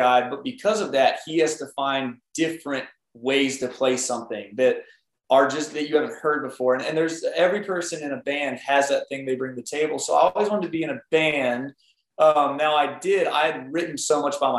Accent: Smyrna, Tennessee, United States; I was raised in Smyrna, Tennessee

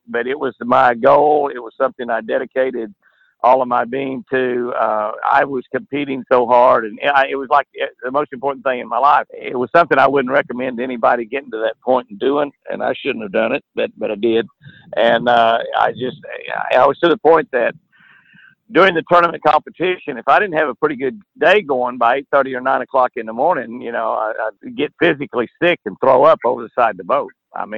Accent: Lake Tenkiller, Oklahoma, United States; we have here in Oklahoma. You know, I grew up on Lake Tenkiller

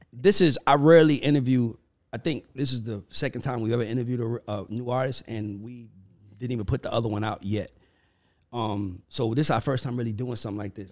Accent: United States; I'm an American

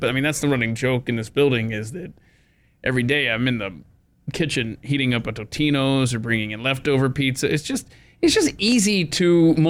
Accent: the South, United States; now in New York, United States; So I grew up in the South, mm-hmm. not known for pizza. Okay. I moved to New York

